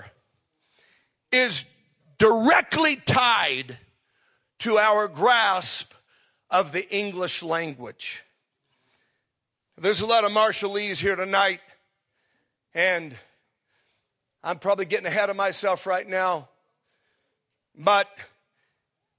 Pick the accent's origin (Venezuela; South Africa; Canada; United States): United States; I was born in America